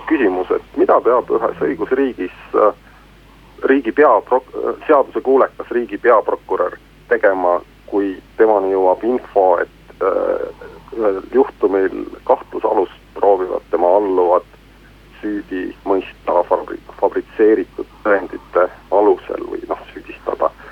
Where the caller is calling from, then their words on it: Tartu, Tartu County, Estonia; Eh, tervist